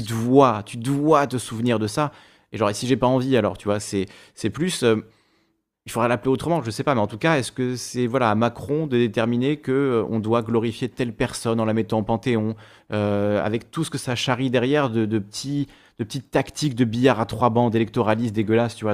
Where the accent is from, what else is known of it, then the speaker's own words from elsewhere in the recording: Corsica, France; j'ai grandi en Corse, euh, au primaire, au collège, au lycée